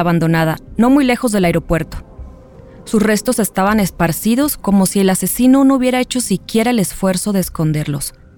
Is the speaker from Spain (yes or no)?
no; Mexico; como mexicanas, como periodistas